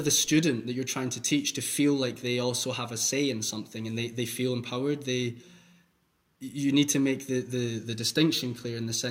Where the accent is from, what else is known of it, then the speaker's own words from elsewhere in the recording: Scotland, United Kingdom; moved away as an adult; now in Hamburg, Germany; I'm from Scotland and I sound really weird.